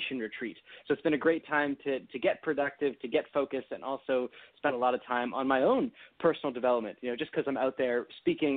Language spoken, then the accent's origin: English; Toronto, Ontario, Canada; where I grew up in Toronto